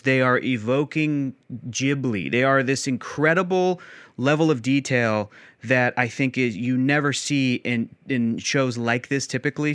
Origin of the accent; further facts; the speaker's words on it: San Diego, California, United States; I was born and raised in San Diego.